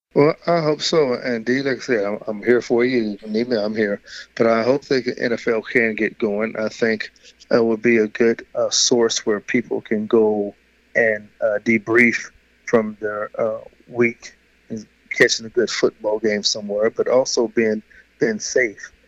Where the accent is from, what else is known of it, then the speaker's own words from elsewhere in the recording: Louisville, Kentucky, United States; moved away; also born or lived in Houston, Texas; growing up in Louisville